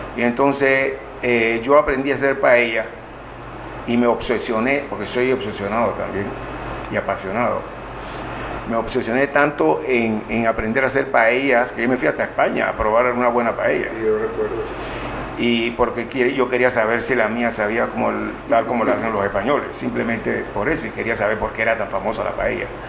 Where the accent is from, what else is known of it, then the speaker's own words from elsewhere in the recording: Colón, Panama; nací yo, en Colón